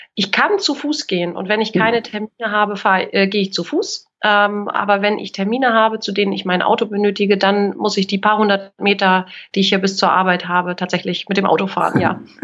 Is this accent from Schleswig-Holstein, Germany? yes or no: yes; Kiel, Schleswig-Holstein, Germany; Ich bin in Kiel geboren und aufgewachsen